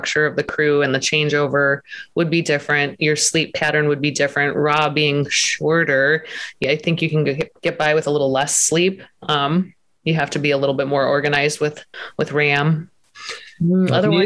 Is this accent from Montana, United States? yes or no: yes; Montana, United States; moved away; I'm from Montana originally